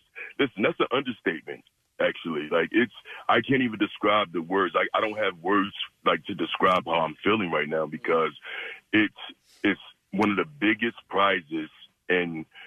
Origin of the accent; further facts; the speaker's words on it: Philadelphia, Pennsylvania, United States; now in Drexel Hill, United States; I grew up in Huntington Park, North Philly section of Philadelphia. And now I live in Drexel Hill.